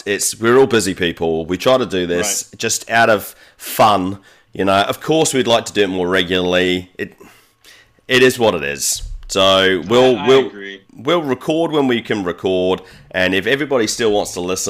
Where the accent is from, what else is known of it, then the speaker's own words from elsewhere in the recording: New Zealand; I'm from New Zealand